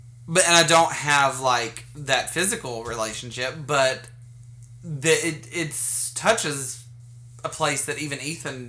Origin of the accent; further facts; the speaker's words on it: Bountiful, Utah, United States; I grew up in Bountiful